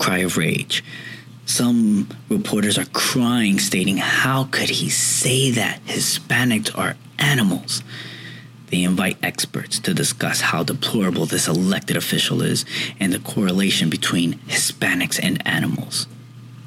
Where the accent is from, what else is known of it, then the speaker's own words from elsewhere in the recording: New York City, New York, United States; now I'm from New York. 9/11 was, as of this recording, was just a few days ago, and it always hits home to me. I was raised in Woodside houses, which is projects